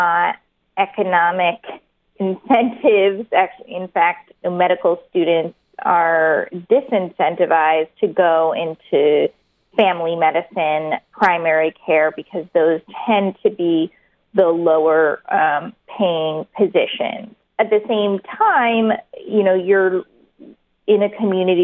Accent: New York, United States; I'm from New York. I still live in New York

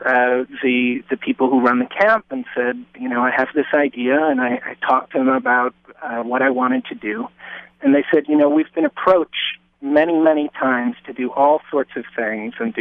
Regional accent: New York City, New York, United States; I grew up in Lower Manhattan, and it was a very different place than it is now

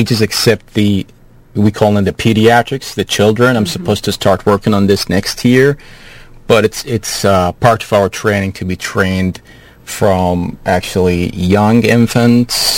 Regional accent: Saudi Arabia; moved away as an adult; also born or lived in Bloomington, Indiana, United States; now in Houston, United States; Originally, I'm from Saudi Arabia

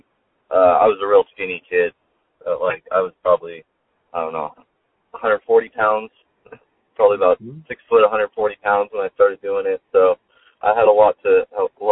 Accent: San Diego, California, United States; also born or lived in Marietta / Boulder, Colorado; I'm from North County, San Diego

